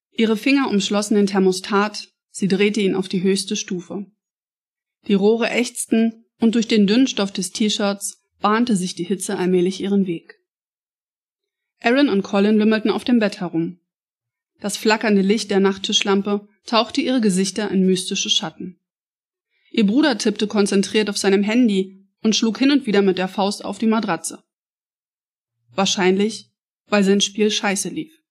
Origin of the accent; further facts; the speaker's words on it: Saxony-Anhalt, Germany; Ich bin selber ein Plattenmädchen, also ich bin selber an der Platte groß geworden. Nicht in Berlin, aber in ähm, einer sachsen-anhaltinischen Kleinstadt.